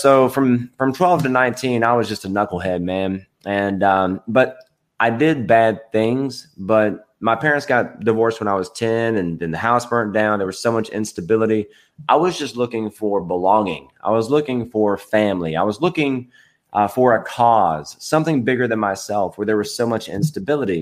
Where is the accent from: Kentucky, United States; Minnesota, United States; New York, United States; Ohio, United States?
Kentucky, United States; Edmonson County; also born or lived in Bowling Green, Kentucky; So I was born in Bowling Green, Kentucky, grew up in Edmondson County, Kentucky.